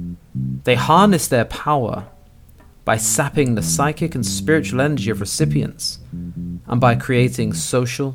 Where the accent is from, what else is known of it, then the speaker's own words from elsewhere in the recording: London, United Kingdom; I'm from London. No, but really. London